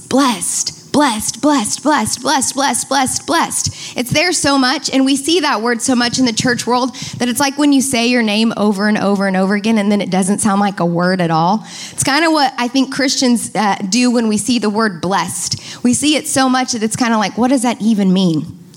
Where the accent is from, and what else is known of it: United States